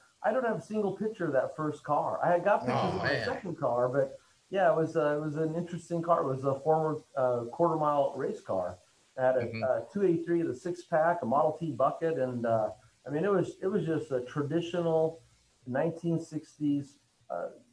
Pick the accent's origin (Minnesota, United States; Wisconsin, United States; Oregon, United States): Oregon, United States; I'm originally from Oregon